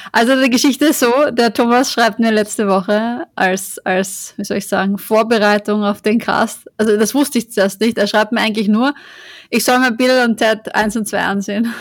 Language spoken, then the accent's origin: German; Austria; now in Vienna, Austria; ich bin ja auch nicht in Wien aufgewachsen, aber jetzt auch nicht im kompletten Land